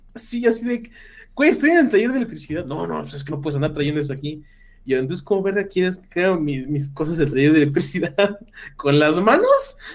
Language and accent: Spanish; Mexico